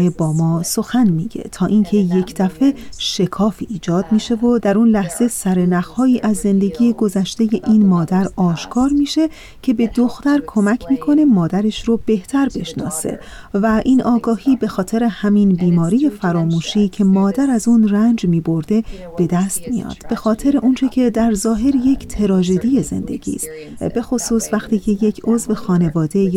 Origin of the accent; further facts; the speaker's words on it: United States; also born or lived in Iran; ما هر دو ایرانی هستیم خب من در ایران به دنیا اومدم اما در آمریکا بزرگ شدم ولی به ایران سفر کردم